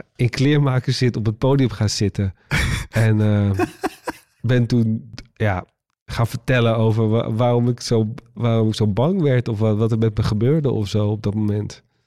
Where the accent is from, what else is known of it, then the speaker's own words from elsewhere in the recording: Waddinxveen, South Holland, Netherlands; moved away; toen woonde ik nog in Waddingsveen, eh, waar ik vandaan kom